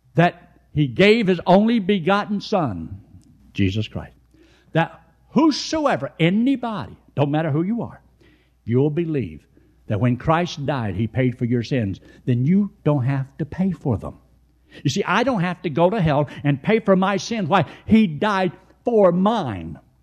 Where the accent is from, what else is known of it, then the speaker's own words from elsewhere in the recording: United States; I was born in America.